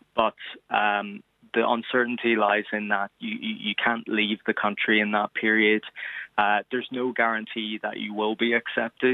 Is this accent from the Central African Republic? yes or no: no; Derry, Northern Ireland, United Kingdom; moved away as an adult; now in New York, United States; I'm from Derry originally, so I'm here on an Irish passport